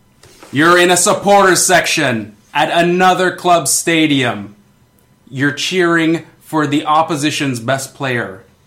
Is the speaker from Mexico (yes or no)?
no; Canada; being Canadian, probably inflamed a little more.